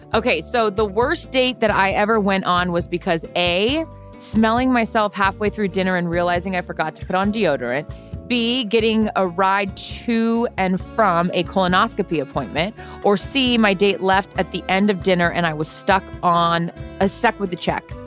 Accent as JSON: {"language": "English", "town": "Seattle", "region": "Washington", "country": "United States", "said": "I'm from Seattle."}